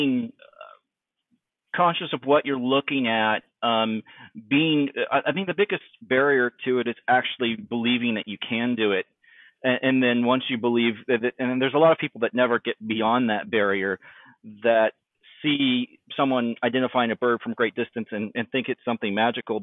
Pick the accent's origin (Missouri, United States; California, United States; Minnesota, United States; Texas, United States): Texas, United States; East; moved away as an adult; I was a very, very sheltered kid from East Texas, having grown up in a very conservative background